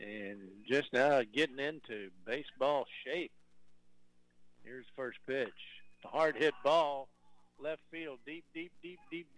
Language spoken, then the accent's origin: English; Texas, United States; being a Texan